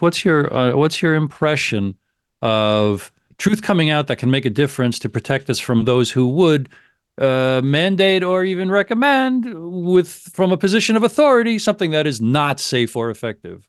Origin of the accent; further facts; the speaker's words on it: United States; as an American